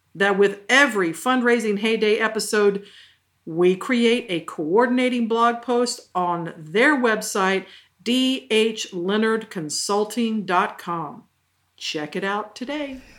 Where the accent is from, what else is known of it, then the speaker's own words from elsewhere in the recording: the South, United States; born and raised in the South.